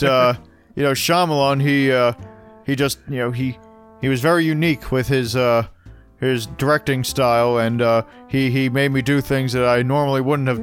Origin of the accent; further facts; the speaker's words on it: Bucks County, Pennsylvania, United States; we're from Bucks County.